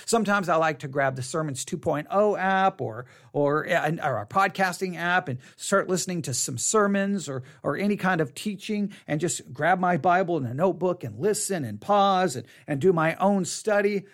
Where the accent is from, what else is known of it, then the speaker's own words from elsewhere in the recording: Texas, United States; accent: Texas; my Texas accent